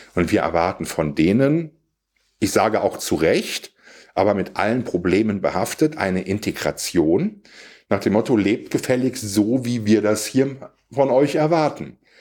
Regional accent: Siegerland, North Rhine-Westphalia, Germany; ich komme aus dem Siegerland

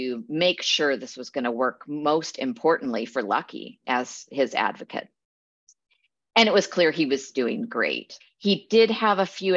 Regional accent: Eugene, Oregon, United States; now in Portland, United States; I grew up in Eugene, so not too far from here

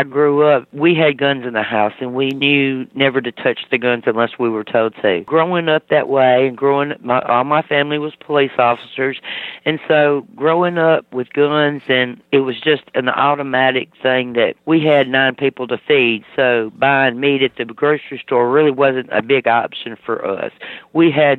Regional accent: Mississippi, United States; moved away; I'm originally from Mississippi

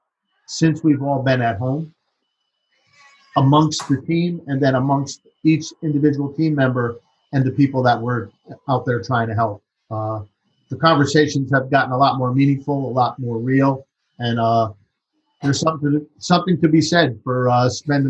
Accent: New Haven, Connecticut, United States; growing up in New Haven

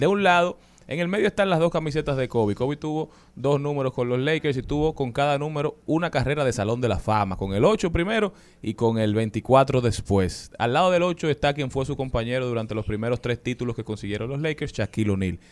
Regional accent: Dominican Republic; nosotros podemos ser de cualquiera

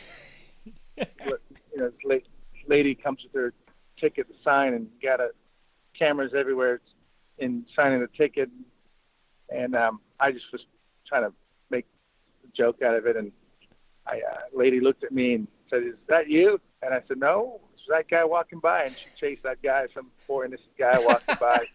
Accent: Montreal, Quebec, Canada; moved away; growing up in Canada, I was very fortunate to grow up in an area of Montreal

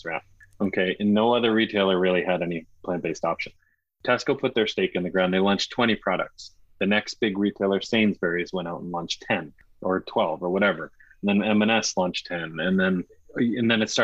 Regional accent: New England, United States; growing up in New England, we knew growing up with mostly seafood

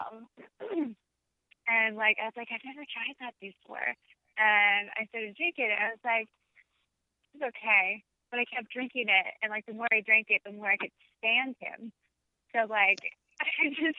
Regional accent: Kansas City, Missouri, United States; now in New York City, United States; I'm from Kansas City, Missouri, and we were in Kansas City

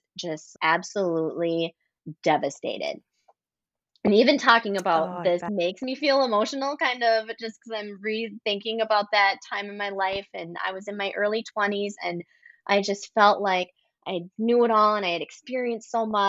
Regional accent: a small town in Wisconsin, United States; now in Minneapolis, United States; I actually grew up in a small town in Wisconsin and then moved closer to the city

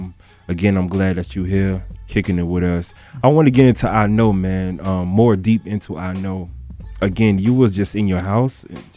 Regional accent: Florida, United States; now in Atlanta, United States; I'm from Florida.

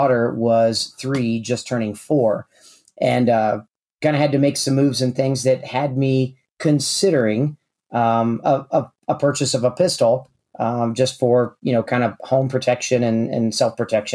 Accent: Kansas City, Missouri, United States; I'm originally from Kansas City, Missouri

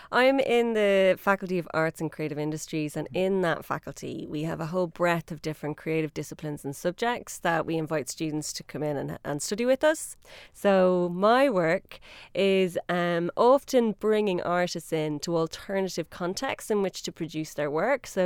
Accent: Dublin, Leinster, Ireland; accent: Irish; moved away; I'm from Dublin.

